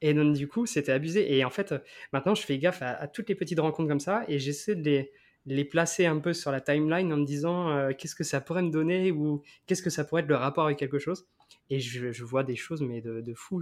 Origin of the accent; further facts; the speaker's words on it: Crozon, Brittany, France; je suis de Crozon